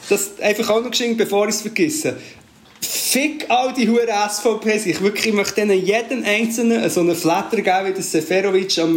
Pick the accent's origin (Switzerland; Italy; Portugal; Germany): Portugal; ich bin ja das in Portugal aufgewachsen, ich weiß nicht, ob ich es schon erzählt habe.